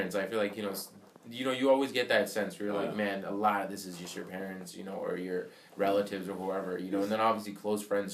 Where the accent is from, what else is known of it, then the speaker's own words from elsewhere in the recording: India; moved away; I grew up in India